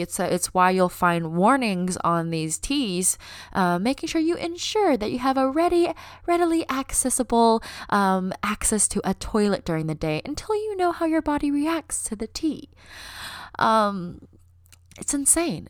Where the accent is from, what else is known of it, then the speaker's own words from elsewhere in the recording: United States; accent: American; My parents were born in China, but they immigrated to the United States, and I was born here, and it is the only place I have lived my entire life.